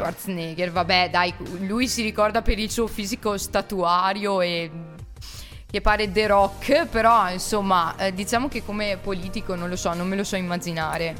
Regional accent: Tezze, Italy

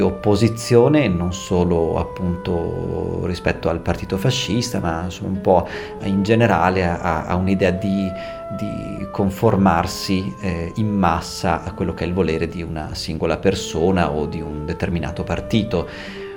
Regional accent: Trentino-Alto Adige, Italy; accent: Trentino dialect; first language Trentino dialect; io parlo in dialetto trentino, che è di fatto la mia lingua madre

